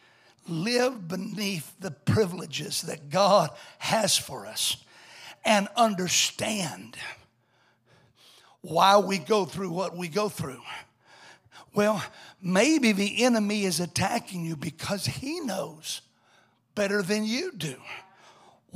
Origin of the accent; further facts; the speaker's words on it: Alabama, United States; I come from Alabama